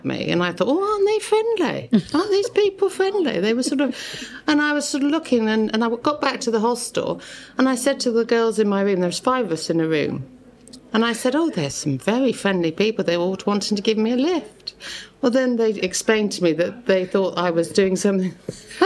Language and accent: English; Dursley, South West England, United Kingdom; accent: Gloucestershire; moved away as an adult; now in Gibraltar; I'm from Gloucestershire, Dursley in Gloucestershire.